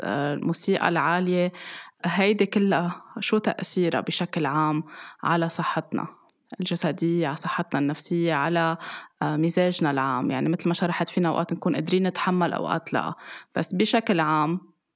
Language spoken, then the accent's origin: Arabic; Lebanon; ومن زمان كان عندنا بلبنان المنبه